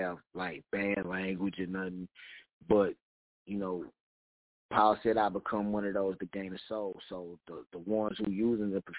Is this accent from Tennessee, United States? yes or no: yes; Knoxville, Tennessee, United States; I'm from Knoxville, Tennessee.